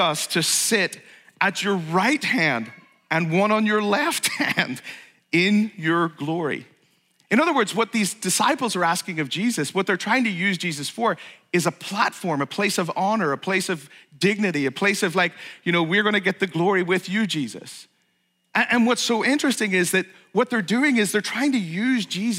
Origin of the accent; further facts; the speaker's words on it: Ireland; also born or lived in Saratoga, New York / West Coast, United States; now in United States; I was born in Ireland. I'm a naturalized U.S. citizen